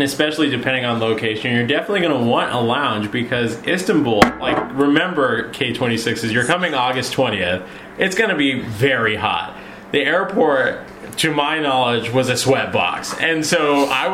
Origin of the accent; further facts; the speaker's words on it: Arizona, United States; moved away as an adult; now in Issyk-Kul, Kyrgyzstan; I'm from Arizona